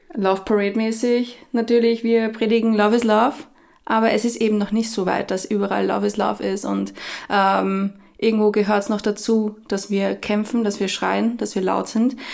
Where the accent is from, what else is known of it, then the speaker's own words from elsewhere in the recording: Austria; bei uns in Österreich